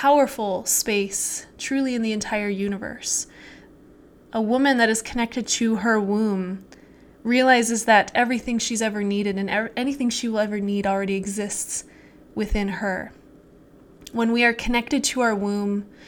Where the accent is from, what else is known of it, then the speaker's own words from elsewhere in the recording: Utah, United States; I grew up in Utah